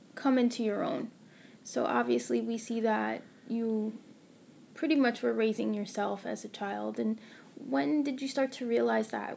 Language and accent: English; New York, United States; Born and raised in New York